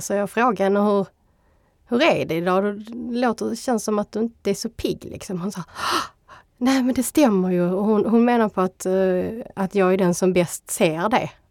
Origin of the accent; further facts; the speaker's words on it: Skåne, Sweden; accent: Scanian dialect; jag är kvinna, jag är skåning